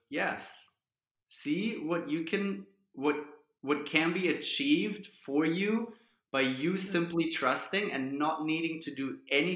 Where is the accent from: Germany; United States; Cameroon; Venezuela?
Germany; growing up in Germany